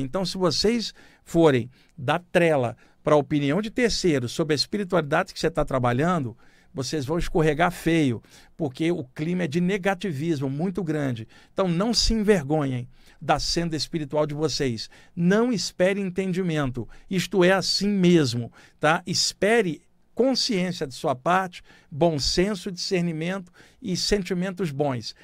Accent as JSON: {"language": "Portuguese", "area": "Baixada Fluminense", "region": "Rio de Janeiro", "country": "Brazil", "tie": "born or raised there", "said": "ter crescido na Baixada Fluminense do Rio de Janeiro"}